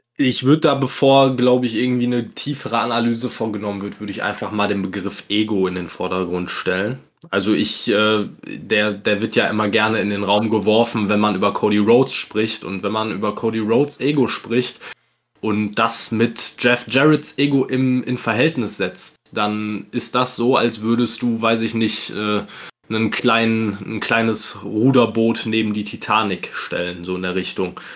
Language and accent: German; Germany; als Deutscher